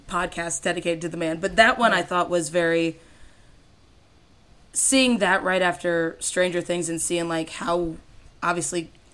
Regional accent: Fort Wayne, Indiana, United States; also born or lived in Florida; now in Michigan, United States; I'm in Michigan now. I'm from Indiana, and then did a stint in Florida.

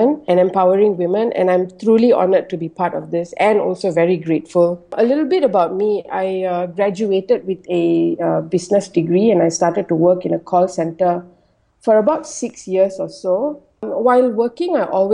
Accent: Malaysia; I'm Malaysian Indian, and I was born and bred in Malaysia

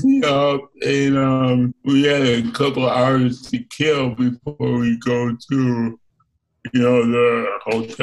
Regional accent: New York, United States; Growing up in New York

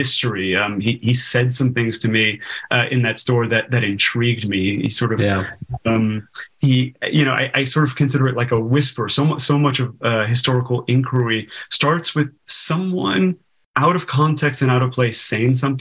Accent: Los Angeles, California, United States; I grew up in Los Angeles

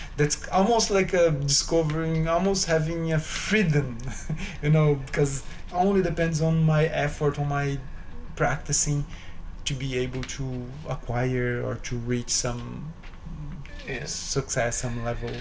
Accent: São Paulo, Brazil; now in New York City, United States; I'm originally from Brazil. I grew up in Brazil in the uh, it's a city three hours from São Paulo city.

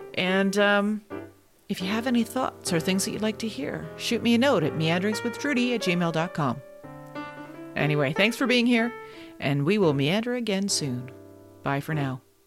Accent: Kingston, Ontario, Canada; I spent a number of years growing up in Kingston, Ontario

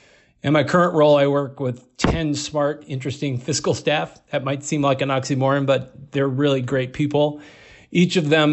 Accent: California, United States; now in Minnesota, United States; I grew up in California as the son of two journalists.

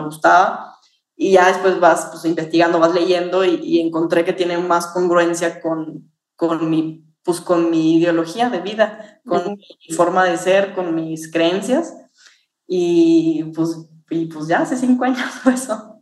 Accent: Mexico; como mexicanos

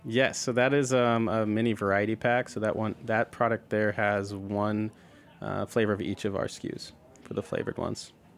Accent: the Northwest, Pacific Northwest, United States; I grew up in the Northwest. That's where I'm from.

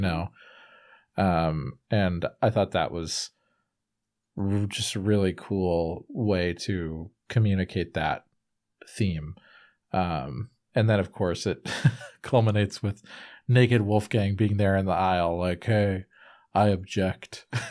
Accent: United States; I am an American

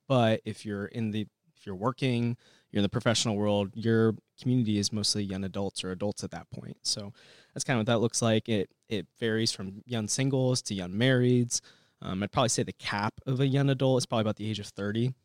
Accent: Bloomington, Illinois, United States; I grew up in Bloomington, Normal, moved here when I was six, so basically grew up here

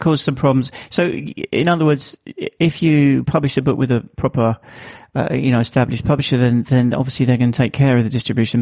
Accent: United Kingdom; accent: Estuary English; you have to listen to my estuary English, as they call it, um, my my accent.

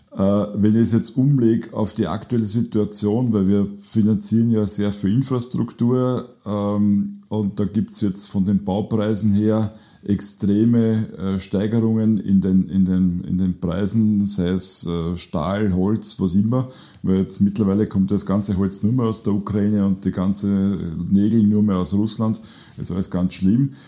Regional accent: Burgenland, Austria; bei uns im Burgenland

